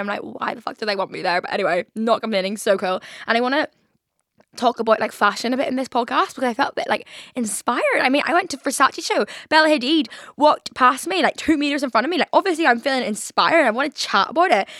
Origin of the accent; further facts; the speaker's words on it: Belfast, Northern Ireland, United Kingdom; moved away as an adult; now in London, United Kingdom; When I moved from Belfast to London